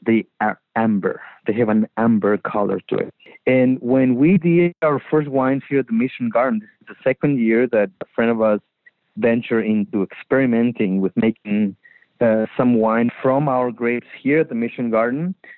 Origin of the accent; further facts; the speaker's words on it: Magdalena de Kino, Sonora, Mexico; I grew up in Magdalena, Sonora, harvesting and playing in the actual colonial orchards of Magdalena, Sonora